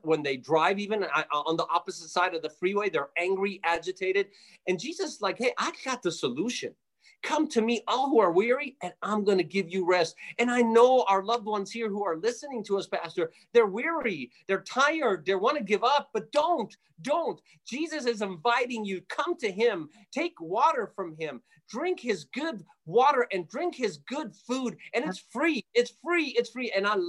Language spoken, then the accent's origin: English; Jerusalem, Jerusalem District, Israel; born there; Yes, I was born by God's grace. I was born in Jerusalem. I'm an Armenian boy, Armenian kid.